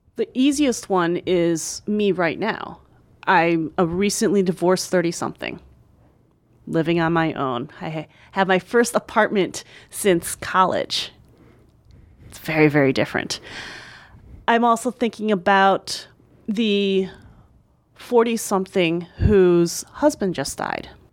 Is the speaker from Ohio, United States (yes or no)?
no; right outside of Philadelphia, Pennsylvania, United States; also born or lived in New York; my hometown right outside of Philadelphia